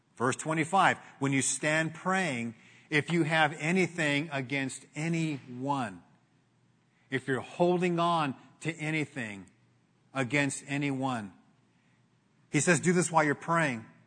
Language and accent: English; Glendora, California, United States; Grew up in Glendora, in, in, in Glendora